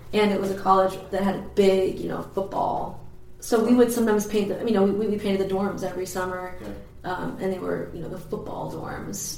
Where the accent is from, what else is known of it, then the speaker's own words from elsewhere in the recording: Perkiomenville, Pennsylvania, United States; also born or lived in New Jersey; The town that I'm originally from, well, I mean, I'm originally from New Jersey, I guess, but uh, the town we moved to later it was it's called Perkiomenville